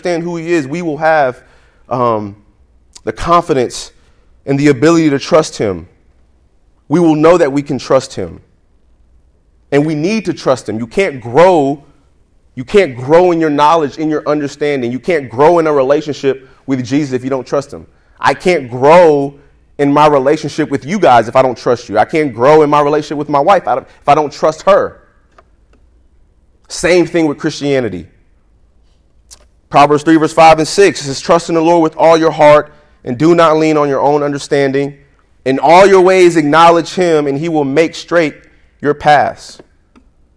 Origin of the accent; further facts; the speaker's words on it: New York, United States; I'm from New York